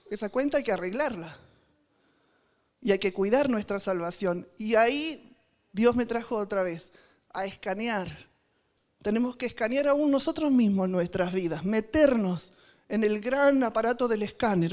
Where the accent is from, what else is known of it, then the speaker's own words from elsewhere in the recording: Argentina; en argentino